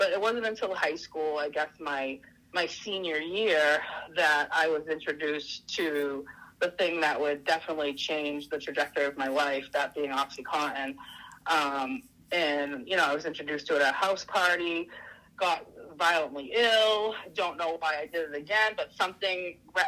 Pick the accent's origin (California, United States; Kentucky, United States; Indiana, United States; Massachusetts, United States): Massachusetts, United States; Saugus; I grew up in Saugus